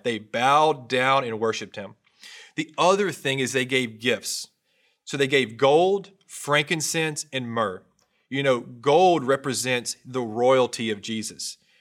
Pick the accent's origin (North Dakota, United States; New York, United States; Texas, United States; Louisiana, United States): Louisiana, United States; North; I grew up in North Louisiana. I come from a country family